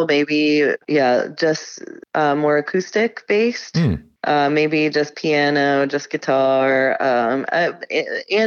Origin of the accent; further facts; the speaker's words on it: Connecticut, United States; now in Hawaii, United States; I grew up with him in Connecticut